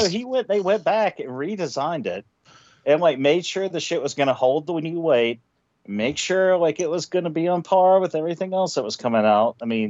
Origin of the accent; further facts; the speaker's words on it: Arkansas, United States; I'm from Arkansas.